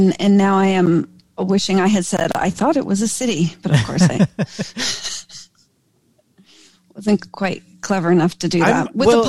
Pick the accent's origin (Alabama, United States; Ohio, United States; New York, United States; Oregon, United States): New York, United States; Rochester; also born or lived in New England; I grew up in New England, and then across the lake from Toronto in Rochester, New York, and upstate New York.